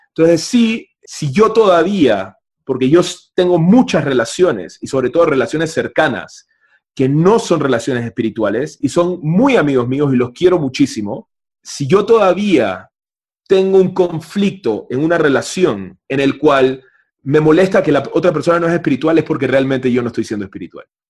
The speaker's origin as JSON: {"language": "Spanish", "country": "Panama", "said": "yo vengo de Panamá, de un país capitalista totalmente distinto"}